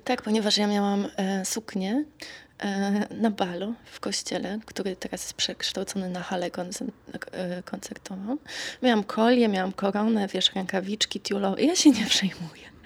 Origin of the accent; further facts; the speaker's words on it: Kraków, Lesser Poland, Poland; moved away as an adult; now in Stockholm, Sweden; ja się tam wychowałam, urodziłam i dorastałam